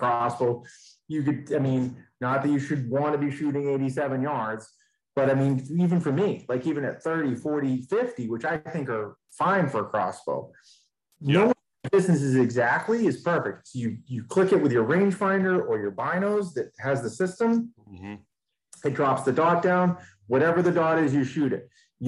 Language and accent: English; Maine, United States; I'm from Maine